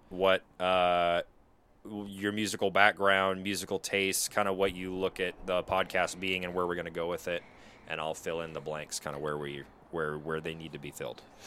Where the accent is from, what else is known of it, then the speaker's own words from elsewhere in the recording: Pacific Northwest, United States; we're both from the Pacific Northwest